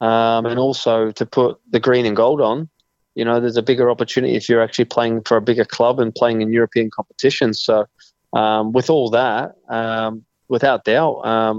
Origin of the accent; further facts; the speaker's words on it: Australia; moved away as an adult; also born or lived in Scotland; You know, I still feel a lot of me is more Scottish than I am Australian because of the most time that I spent in my adult life has been in that country.